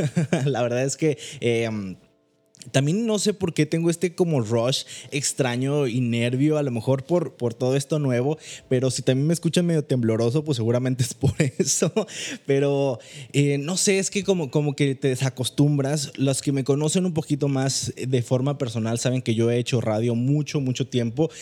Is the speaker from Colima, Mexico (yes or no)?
yes; Manzanillo, Colima, Mexico; moved away as an adult; now in Monterrey, Mexico; Yo soy originario de Manzanillo, Colima